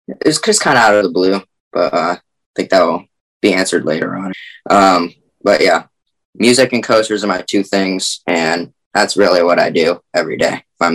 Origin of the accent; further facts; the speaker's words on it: Virginia, United States; I'm from Virginia and I'm a coaster nerd. So VA coaster nerd.